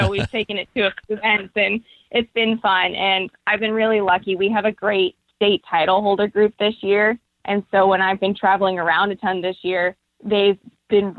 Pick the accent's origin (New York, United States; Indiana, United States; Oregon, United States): Oregon, United States; Oregon City; I was born and raised in Oregon